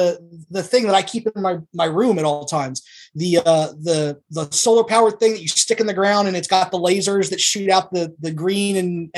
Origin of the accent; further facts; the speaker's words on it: Maryland, United States; Southern Maryland.